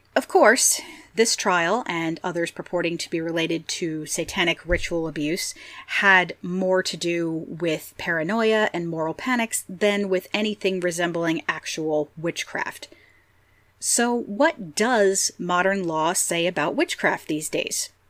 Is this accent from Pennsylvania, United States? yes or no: yes; Pennsylvania, United States; various places in Pennsylvania, my home state